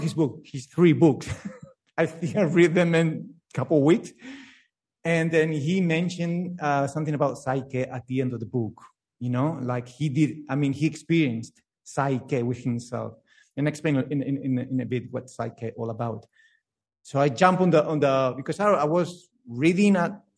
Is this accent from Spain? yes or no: yes; Spain; English is a second language; now in Melbourne, Australia; I grew up in Spain, but I born in Melbourne.